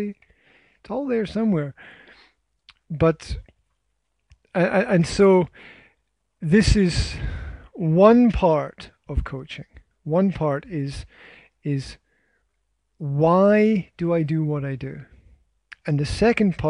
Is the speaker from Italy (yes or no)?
no; Scotland, United Kingdom; I am Scottish